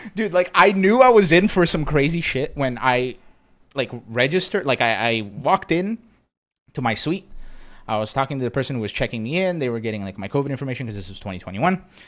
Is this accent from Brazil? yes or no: yes; Brazil; moved away; I grew up in Brazil